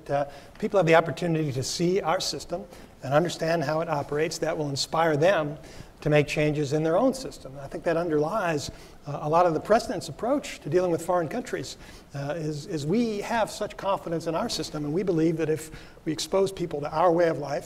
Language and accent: English; Philadelphia, Pennsylvania, United States; Philadelphia, my hometown